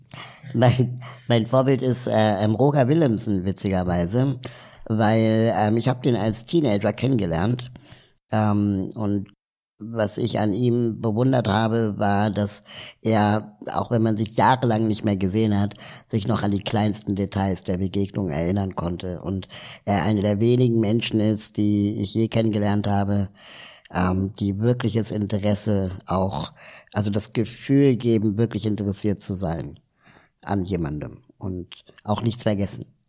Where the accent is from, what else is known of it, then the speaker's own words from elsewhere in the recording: Berlin, Germany; also born or lived in South America / Peru; ich bin zwar in Berlin aufgewachsen